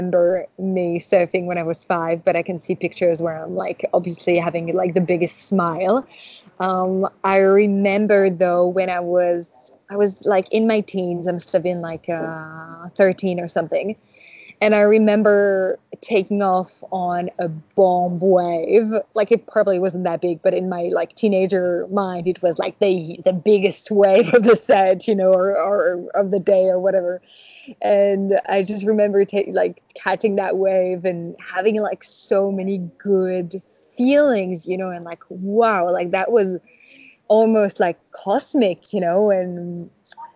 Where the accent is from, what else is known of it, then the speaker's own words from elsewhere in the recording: Chamonix, Auvergne-Rhône-Alpes, France; now in Bordeaux, France; I'm originally from the French Alps, so no surf there, no waves, mainly snow. It's where the highest mountain in Europe is. It's absolutely incredible, and I grew up there, so yeah, it's called Chamonix